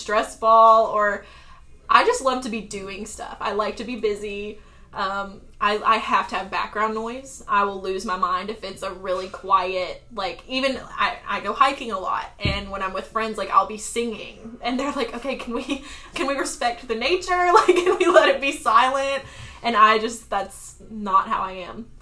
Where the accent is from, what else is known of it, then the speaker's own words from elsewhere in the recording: Arkansas, United States; moved away as an adult; also born or lived in Florida / South Carolina; now in Charleston, United States; I grew up in Arkansas